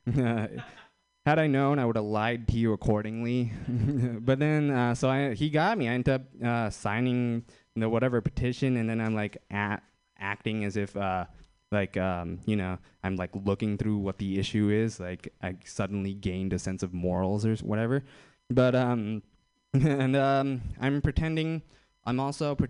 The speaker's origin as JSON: {"language": "English", "town": "Fremont", "region": "California", "country": "United States", "tie": "born or raised there", "said": "I'm from Fremont."}